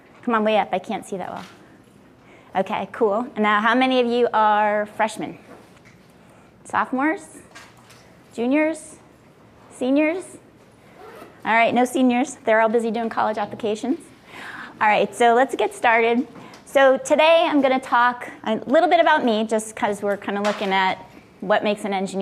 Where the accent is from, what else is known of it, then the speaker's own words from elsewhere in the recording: Billerica, Massachusetts, United States; also born or lived in Worcester, Massachusetts; I was born in Worcester in the center of the state. I moved to Billerica, Mass when I was 2 with my family. I went to Billerica Memorial High School